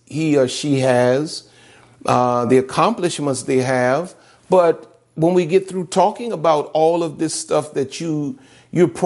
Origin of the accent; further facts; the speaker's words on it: the South, United States; I'm from the South.